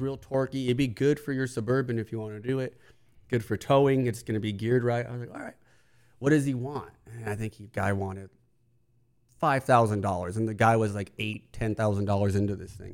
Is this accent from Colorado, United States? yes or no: no; California, United States; as a kid growing up in California